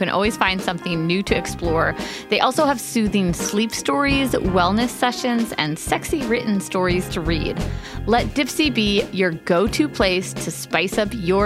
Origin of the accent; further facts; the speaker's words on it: New York, United States; accent: New York; my New York accent